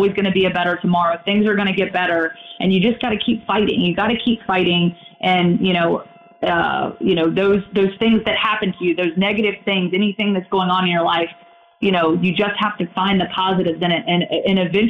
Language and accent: English; Roanoke, Virginia, United States; moved away as an adult; when I was in my hometown working for 2 years, I was able to, you know, work that job and sort of kind of work the local scene sort of around what I was accustomed to there in Roanoke, Virginia.